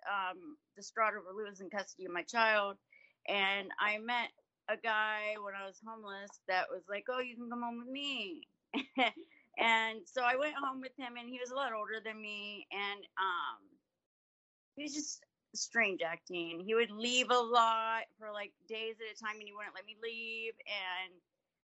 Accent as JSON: {"language": "English", "town": "Yellow Springs", "region": "Ohio", "country": "United States", "tie": "born or raised there", "said": "I grew up in Yellow Springs, Ohio"}